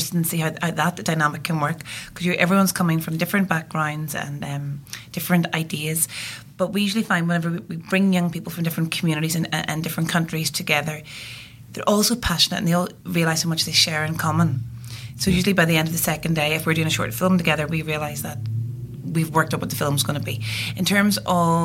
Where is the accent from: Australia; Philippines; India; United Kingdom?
United Kingdom; Northern Ireland; I am from Northern Ireland.